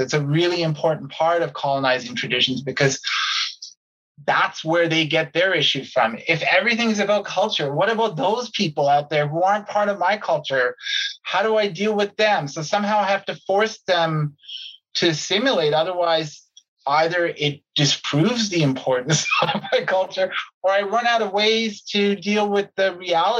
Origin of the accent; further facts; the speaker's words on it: Canada; as a Canadian